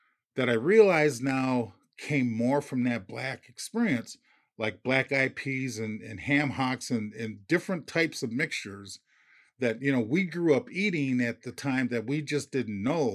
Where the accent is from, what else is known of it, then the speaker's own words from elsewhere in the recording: Minneapolis, Minnesota, United States; I grew up in North Minneapolis